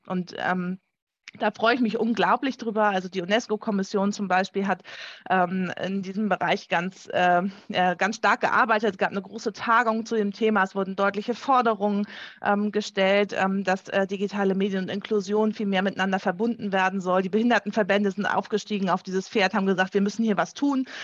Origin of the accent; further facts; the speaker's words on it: Schleswig-Holstein, Germany; bei uns in Schleswig-Holstein